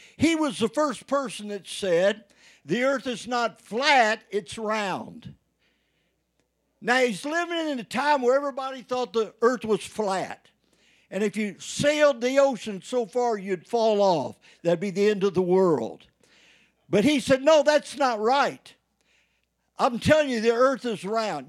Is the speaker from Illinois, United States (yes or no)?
no; Indiana, United States; moved away; I went home back in Indiana